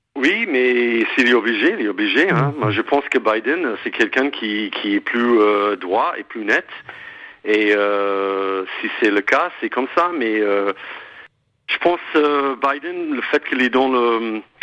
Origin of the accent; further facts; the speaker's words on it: United States; French is a second language; now in France; en tant qu'Américain, même si je suis en France depuis si longtemps